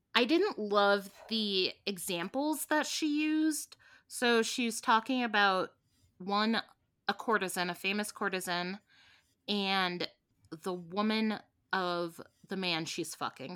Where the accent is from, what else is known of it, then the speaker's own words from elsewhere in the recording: Midwest, United States; I grew up in the Midwest